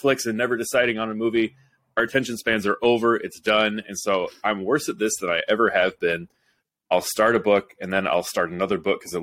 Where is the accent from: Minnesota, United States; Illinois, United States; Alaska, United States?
Illinois, United States; Roseville; my hometown